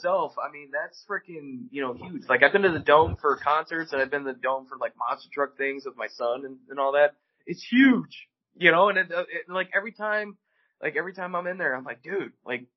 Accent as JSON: {"language": "English", "town": "Chicago", "region": "Illinois", "country": "United States", "tie": "born or raised there", "moved": "as an adult", "lives_now": "St. Louis, United States", "said": "I was born and raised in Chicago. I lived in Chicago until I was 19"}